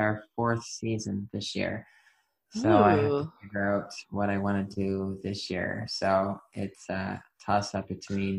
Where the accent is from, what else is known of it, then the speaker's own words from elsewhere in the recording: Hamilton, Ontario, Canada; moved away; also born or lived in Maritime provinces; I grew up in Hamilton